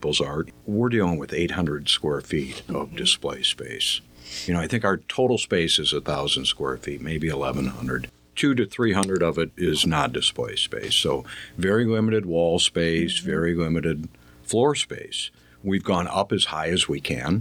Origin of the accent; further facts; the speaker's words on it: western Wisconsin, United States; moved away as an adult; also born or lived in Minnesota; now in Mesquite, United States; I grew up in Wisconsin, western Wisconsin, a couple hours east of the Twin Cities